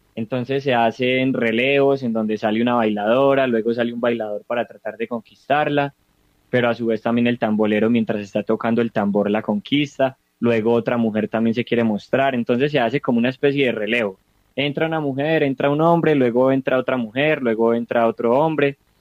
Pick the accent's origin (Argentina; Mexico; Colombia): Colombia; Sonsón, Antioquia; soy oriundo del municipio de Sonsón, vivo en el municipio de Sonsón